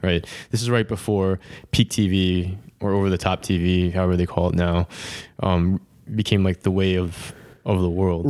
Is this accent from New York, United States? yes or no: yes; New York, United States; we're from New York